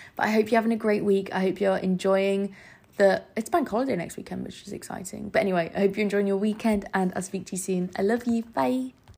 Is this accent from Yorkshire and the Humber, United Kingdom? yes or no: yes; Scarborough, Yorkshire and the Humber, United Kingdom; moved away as an adult; now in London, United Kingdom; I'm from Scarborough in the north, so north of England. I live by the seaside